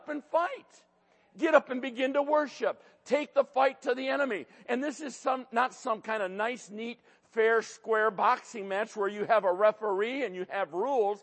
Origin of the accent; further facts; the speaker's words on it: Detroit, Michigan, United States; I grew up in Detroit